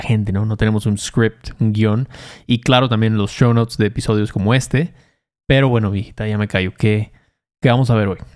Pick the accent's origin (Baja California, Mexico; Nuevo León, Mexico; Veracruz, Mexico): Veracruz, Mexico; Chacaltianguis; yo, yo, crecí ahí en Chacaltianguis, Veracruz, no había ni secundaria, ni telesecundaria había ahí